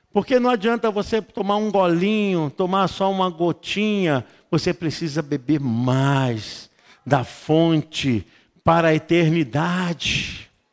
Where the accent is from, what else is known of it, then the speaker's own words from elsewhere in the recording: Rio de Janeiro, Brazil; tenho origem nordestina, sou carioca